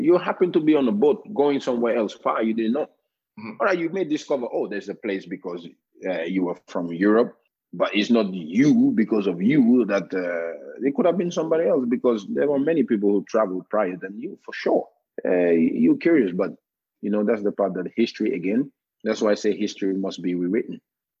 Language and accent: English; Gambia; English is the official written language in Gambia. We have Wolof, which is the second most spoken